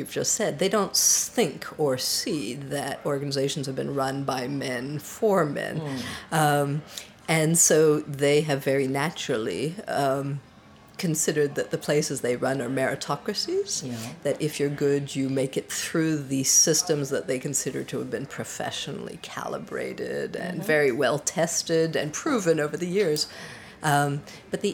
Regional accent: Canada; moved away as an adult; also born or lived in Paris, France; I was born in Canada of a French mother and a Swiss father. I grew up in Canada and became a computer programmer

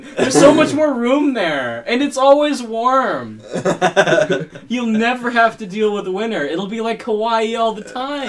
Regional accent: Canada; What do you think they're going to think when they find out we're from Canada?

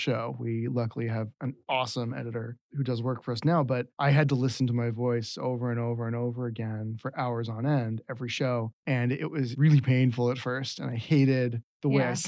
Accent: the East, East Coast, United States; now in Seattle, United States; growing up in the East

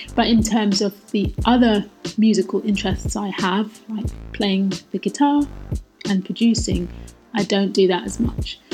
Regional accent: London, United Kingdom; moved away as an adult; now in Shanghai, China; I was born and raised in London

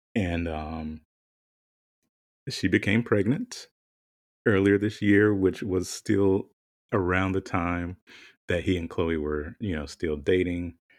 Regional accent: the South, United States; moved away; growing up in the South and, you know, all of my formative years

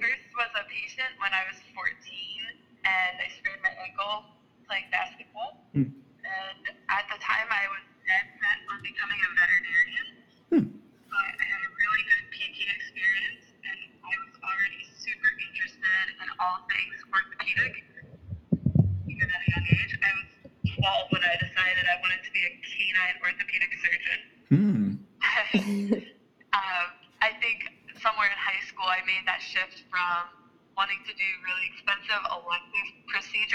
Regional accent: Maryland, United States; now in Oregon, United States; That's my home state

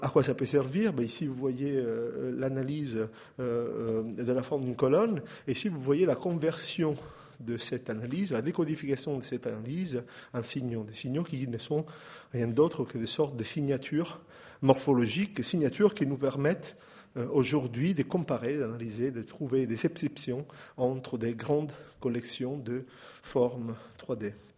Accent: Italy; accent: Italian; French is a second language; moved away; mon accent italien

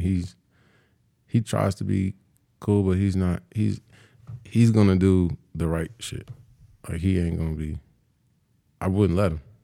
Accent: California, United States; moved away; I'm from California

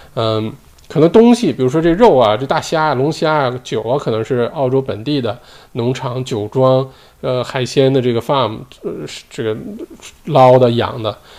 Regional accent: China; now in Australia; 我们说中文，骨子里就是中国人，在中国恨不得读书长大的，吃的也都是中国，吃，就都是中国胃

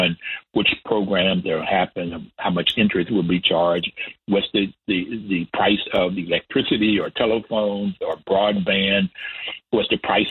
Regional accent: West Virginia, United States; Growing up in West Virginia, we were in a neighborhood with Black and white working poor

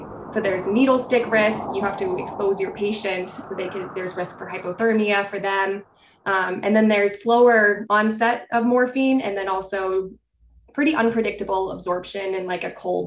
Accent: Taos, New Mexico, United States; moved away as an adult; also born or lived in Utah; now in Salt Lake City, United States; I'm from Taos originally

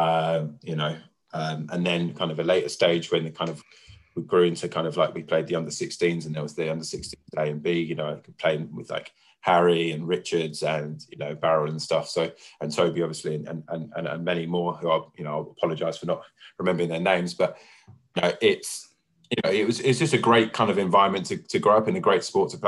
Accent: London, United Kingdom; also born or lived in Bounds Green; I was born in Bounds Green, and then we moved there when I was 2 years old, and I lived there until I kind of moved out with Jenna, so... Yeah, I mean, that's the family home. That's where I'm from. You know, Winchmore Hill and Palmer's Green is, you know, that's my roots

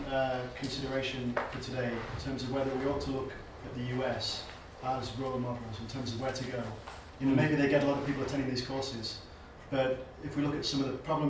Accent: United Kingdom; as British people, most of us, I think, and as Europeans

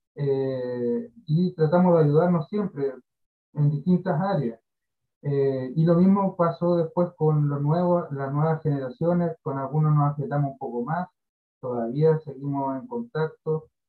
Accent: Carahue, Araucanía, Chile; yo soy de Carahue, de Temuco a la costa

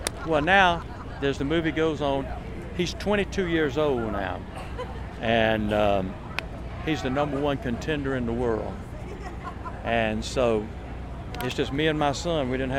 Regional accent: Ward, South Carolina, United States; Hee Haw salutes my hometown of Ward, South Carolina.

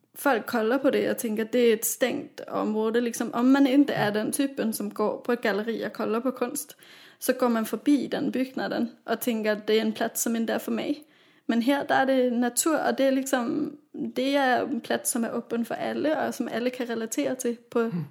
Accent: Copenhagen, Capital Region of Denmark, Denmark; moved away as an adult; also born or lived in Gothenburg; now in Sweden; i min hemstad Köpenhamn

